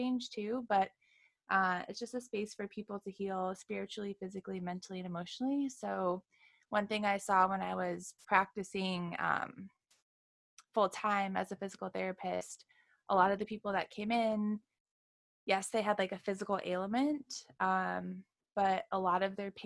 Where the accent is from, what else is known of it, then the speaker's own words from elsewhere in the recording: Wyoming, United States; moved away as an adult; now in Encinitas, United States; I'm from originally from Wyoming. So I hailed out to California about 3 years ago